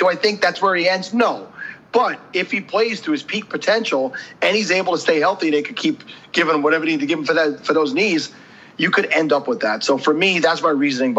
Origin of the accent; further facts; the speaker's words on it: New York, United States; since I'm from New York